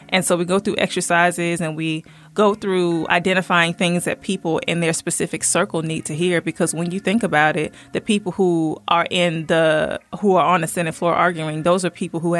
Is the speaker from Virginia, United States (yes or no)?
yes; Virginia, United States; born there; also born or lived in Southern United States; now in Covington, United States; I mm-hmm. was born in Virginia, stayed there for a while, moved around the South, but I settled here in Georgia. Um, in a small city in Covington.